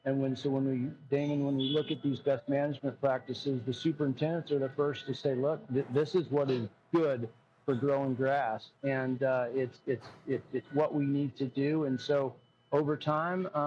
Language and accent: English; Arizona, United States; I grew up in Arizona, and it's a hot place